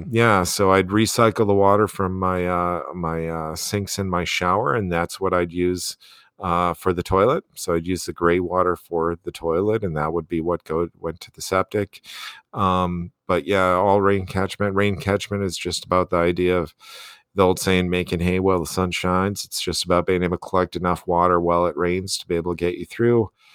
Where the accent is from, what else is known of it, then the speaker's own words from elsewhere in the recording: Wisconsin, United States; moved away as an adult; now in Bozeman, United States; I grew up in Wisconsin. I, I got my graduate degrees in Wisconsin.